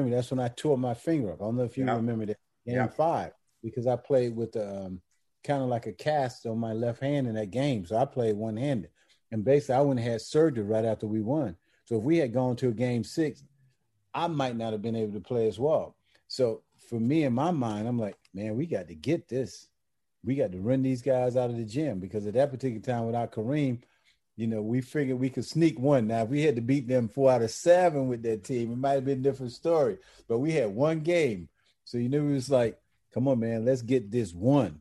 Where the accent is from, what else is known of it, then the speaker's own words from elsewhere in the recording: Georgia, United States; moved away as an adult; growing up in Georgia, we really didn't see that much NBA